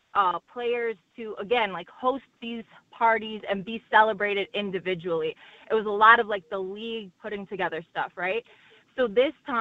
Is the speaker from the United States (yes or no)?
yes; Chicago, Illinois, United States; I'm from Chicago